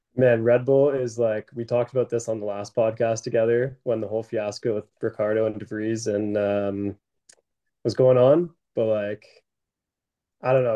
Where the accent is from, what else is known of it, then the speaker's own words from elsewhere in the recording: Canada; we're Canadian